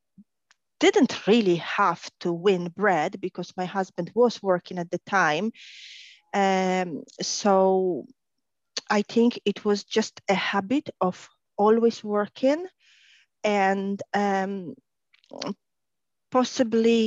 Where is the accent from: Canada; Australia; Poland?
Poland; moved away as an adult; also born or lived in Ireland / Spain / Gdynia; now in Warsaw, Poland; born and raised in Poland